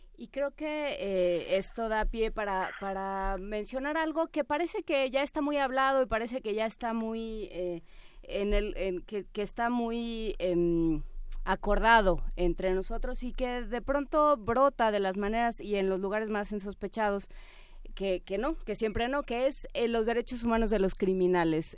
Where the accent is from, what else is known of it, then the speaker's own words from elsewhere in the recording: Mexico; nosotros como sociedad mexicana